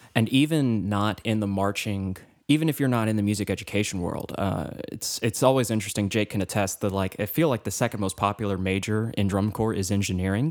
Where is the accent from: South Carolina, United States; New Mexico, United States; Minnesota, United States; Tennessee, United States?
Tennessee, United States; Cookeville; I was from Cookville, which is an hour away